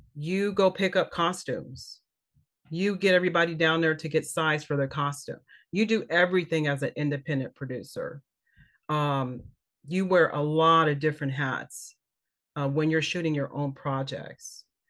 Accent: Kansas City, Missouri, United States; moved away as an adult; also born or lived in Los Angeles; I'm from Kansas City, Missouri

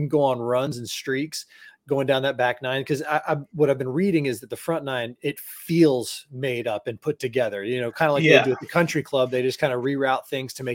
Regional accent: Florida, United States; growing up in Florida

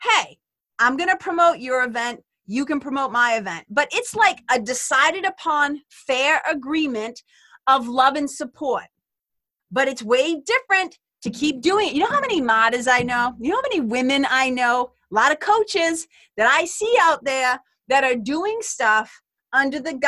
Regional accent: Lawrence, Massachusetts, United States; where I grew up in Lawrence, Mass.

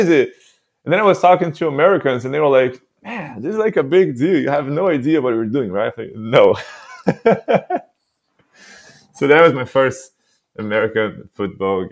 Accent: Santos, São Paulo, Brazil; English is a second language; moved away; I was born in a city called Santos in Brazil

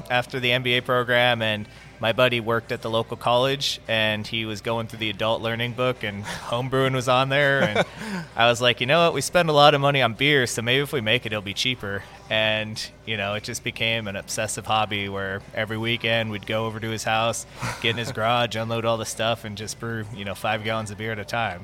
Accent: Southern California, United States; moved away as an adult; also born or lived in Central Florida; now in Florida, United States; I was born and raised in Southern California.

